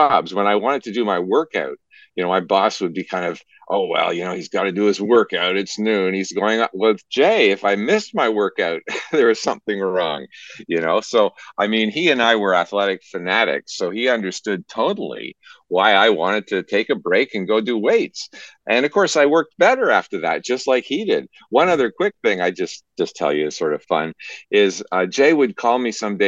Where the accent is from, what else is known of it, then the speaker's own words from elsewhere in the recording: Canada; as a Canadian, I followed NASA